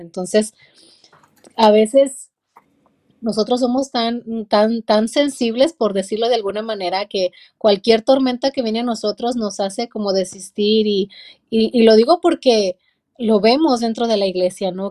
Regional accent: La Soledad, Durango, Mexico; now in Hollister, United States; Soy de México, de un pequeño pueblito en la ciudad de Durango. Eh, un pueblito como de unos 900 habitantes, de ahí vengo

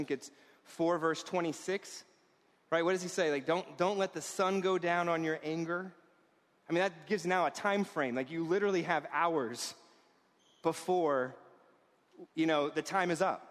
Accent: New York, United States; I was raised in this town as a New Yorker.

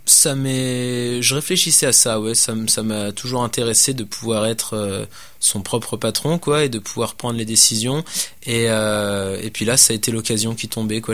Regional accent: France; now in Quebec City, Canada; Étant donné que je suis français, j'avais, j'avais des connaissances, euh, des connaissances en France

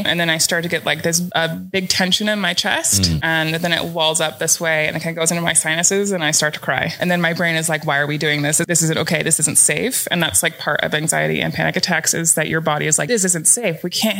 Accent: Pacific Northwest, United States; I thought that I was prepared coming from the Pacific Northwest and we have a lot of rain.

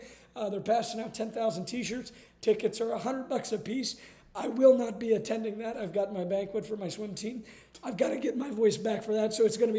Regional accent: Columbus, Ohio, United States; We're from Columbus.

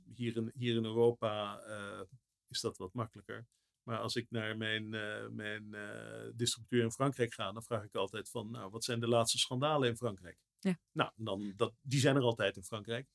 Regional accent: Netherlands; als Nederlanders

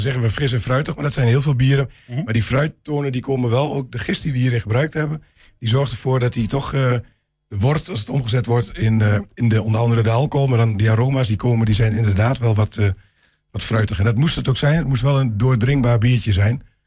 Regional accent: Glanerbrug, Overijssel, Netherlands; ik ben inderdaad inwoner van Glanenbrug

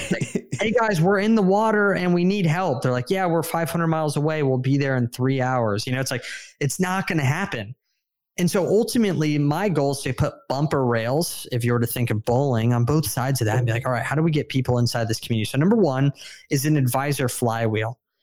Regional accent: San Diego, California, United States; I moved down to San Diego, my hometown, with my wife

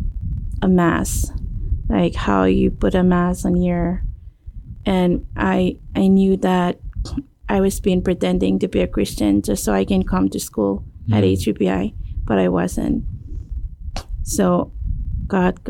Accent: Chuuk, Micronesia; moved away; I'm from Chuuk

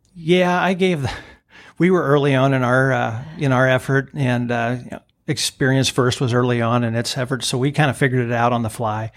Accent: Greenville, Illinois, United States; moved away as an adult; also born or lived in St. Louis, Missouri; I grew up here, product of Greenville in Bond County.

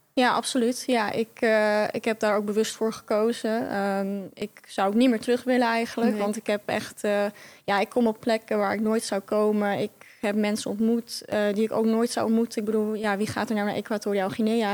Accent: Netherlands; moved away as an adult; also born or lived in Rotterdam; Ik kom uit Oost, oosten

